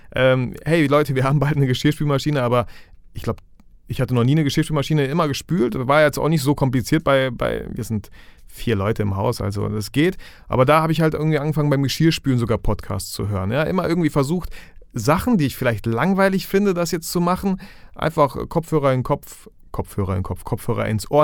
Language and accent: German; Germany; hier bei uns in Deutschland